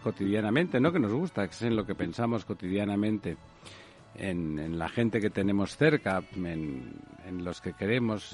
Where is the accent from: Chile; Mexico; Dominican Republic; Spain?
Spain; como españoles